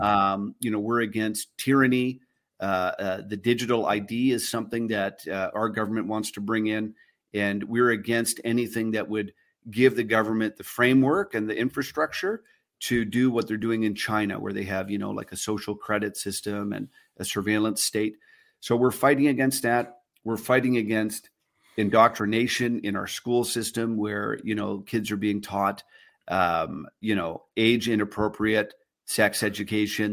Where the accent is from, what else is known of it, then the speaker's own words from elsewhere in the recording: Canada; I'm a Canadian citizen